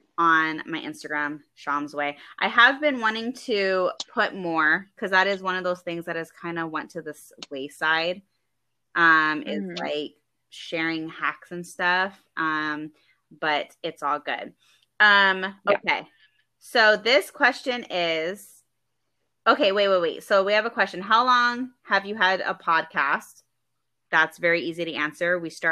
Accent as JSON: {"language": "English", "region": "California", "country": "United States", "tie": "born or raised there", "said": "because I come from California, and they made a mandatory vaccine law out there. And I grew up"}